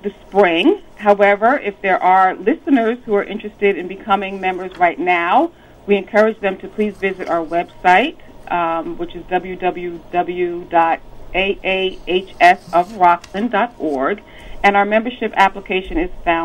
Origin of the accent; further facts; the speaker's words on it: Rockland County, New York, United States; also born or lived in Providence, Rhode Island; I was born and raised here in Rockland County